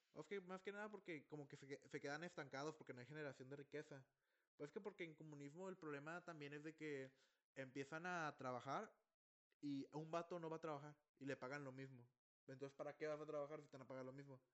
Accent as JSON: {"language": "Spanish", "country": "Mexico"}